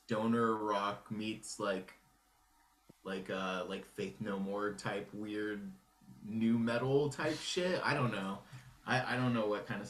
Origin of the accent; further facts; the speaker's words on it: Phoenix, Arizona, United States; moved away as an adult; now in Pittsburgh, United States; I'm from Phoenix initially, and my band from Phoenix was on tour out here in Pittsburgh